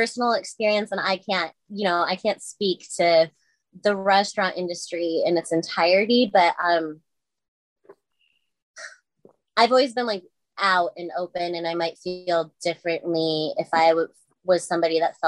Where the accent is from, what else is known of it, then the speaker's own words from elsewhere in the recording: Madison, Wisconsin, United States; moved away as an adult; now in Chicago, United States; I was born and raised in Madison, Wisconsin